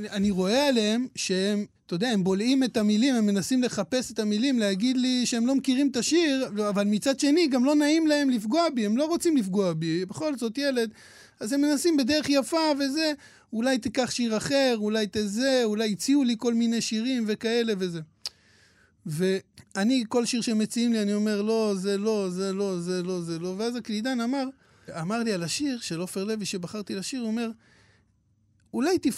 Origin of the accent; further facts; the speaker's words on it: Hadera, Haifa District, Israel; אני גדלתי בחדרה, עדיין גר בחדרה